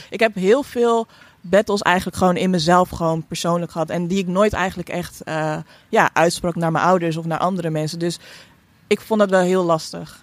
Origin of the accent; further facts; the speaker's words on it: Netherlands; ik ben hier opgegroeid